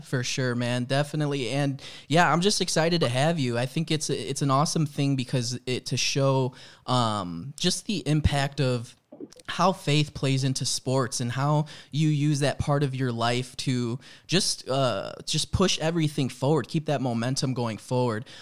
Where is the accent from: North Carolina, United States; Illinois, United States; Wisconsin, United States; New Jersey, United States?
Illinois, United States; Chicago; also born or lived in Florida; I grew up in Chicago, but I did live for a year out in Florida